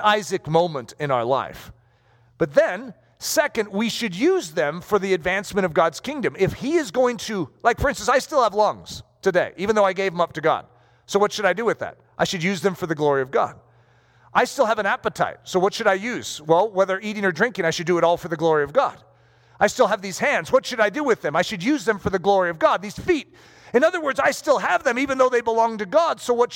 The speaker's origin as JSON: {"language": "English", "country": "United States", "said": "as American citizens"}